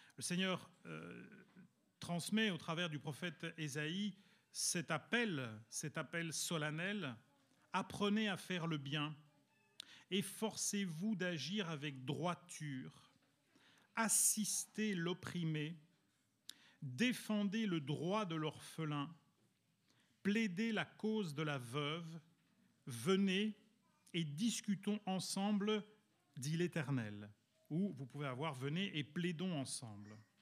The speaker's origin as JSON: {"language": "French", "country": "Belgium", "tie": "born or raised there", "also_born_or_lived": "Italy", "moved": "yes", "lives_now": "France", "said": "je suis italien, vous savez que j'ai grandi en Belgique où il fait quand même relativement froid"}